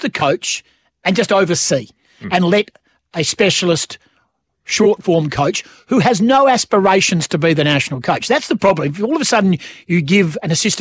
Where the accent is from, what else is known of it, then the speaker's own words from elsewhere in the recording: Western Australia, Australia; we are West Australian.